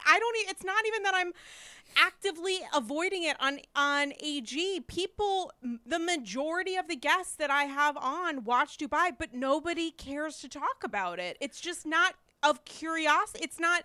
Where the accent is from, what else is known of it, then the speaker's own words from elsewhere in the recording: New York, United States; I mean, there is something to be said as a New Yorker. Like there's something kind of wonderful about the fact that like, you know, I live on the Upper East.